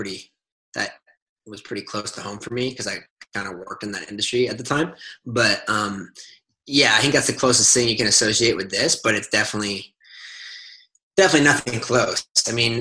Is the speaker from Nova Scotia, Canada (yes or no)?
yes; Nova Scotia, Canada; moved away as an adult; now in New York City, United States; I grew up in Nova Scotia in Canada